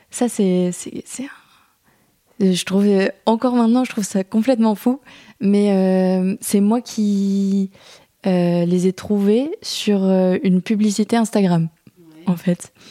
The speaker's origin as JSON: {"language": "French", "town": "Saint-Martin-Boulogne", "region": "Hauts-de-France", "country": "France", "tie": "born or raised there", "also_born_or_lived": "Picardy", "said": "Je suis à Saint-Martin."}